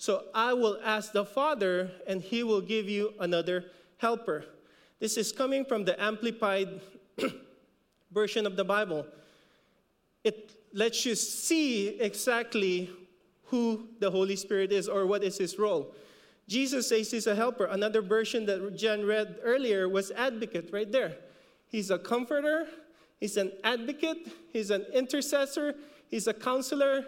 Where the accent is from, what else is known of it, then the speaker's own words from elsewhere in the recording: Philippines; accent: Filipino; We kind of messed up the pronunciation because of our Filipino accent